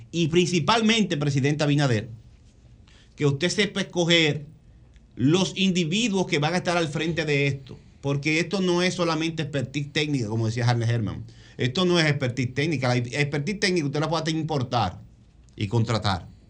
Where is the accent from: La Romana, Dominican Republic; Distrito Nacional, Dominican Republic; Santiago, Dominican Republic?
Distrito Nacional, Dominican Republic; San Isidro; de San Isidro el Bonito, de donde yo soy